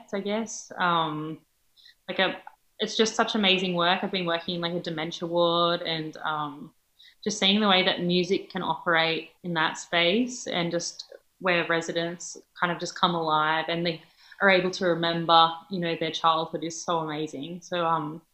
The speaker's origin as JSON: {"language": "English", "town": "Helensburgh", "region": "New South Wales", "country": "Australia", "tie": "born or raised there", "said": "my hometown, like in Helensburg"}